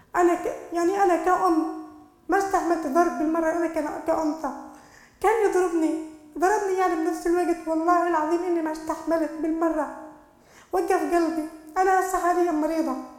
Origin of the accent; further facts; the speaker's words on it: Jordan; انا كمواطنه اردنيه كأم كأخت